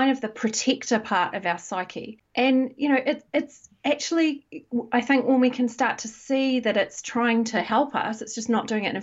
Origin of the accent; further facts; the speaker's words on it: New Zealand; moved away as an adult; now in United Kingdom; I'm originally from New Zealand, but I've lived in the UK for about 16 years